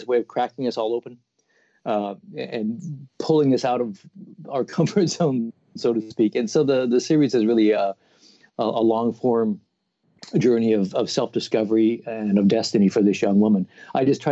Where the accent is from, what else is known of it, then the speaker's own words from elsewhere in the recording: Portland, Oregon, United States; also born or lived in New Jersey; I had just moved back to Portland, Oregon, my hometown